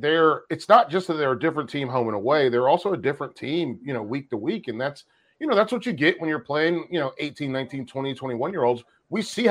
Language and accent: English; North Carolina, United States; I'm from North Carolina.